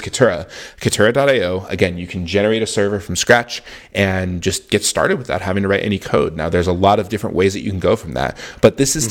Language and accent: English; Houston, Texas, United States; moved away as an adult; now in Austin, United States; I'm from Houston, Texas. Austin is a city I've always wanted to live in. And I'm very fortunate to live here now.